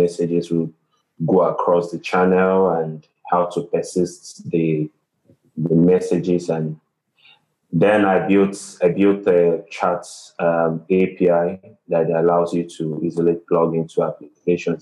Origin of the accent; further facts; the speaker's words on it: Nigeria; from Nigeria